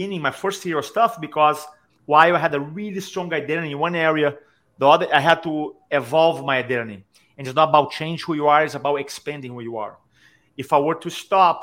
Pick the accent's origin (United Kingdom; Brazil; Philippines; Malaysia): Brazil; moved away as an adult; also born or lived in San Diego, United States; now in Charleston, United States; So I grew up in Brazil, and then I moved to America when I was 25.